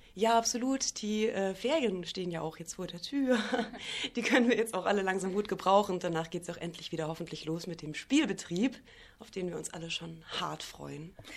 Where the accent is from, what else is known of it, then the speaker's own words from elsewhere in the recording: Bavaria, Germany; now in Rostock, Germany; Ich komme ja auch aus Bayern